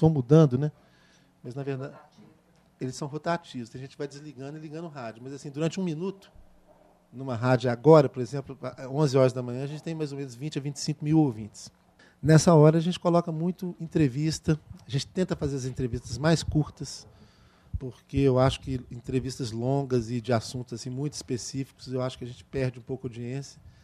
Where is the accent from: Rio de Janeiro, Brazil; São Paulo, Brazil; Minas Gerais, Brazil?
Minas Gerais, Brazil; eu sou de Minas Gerais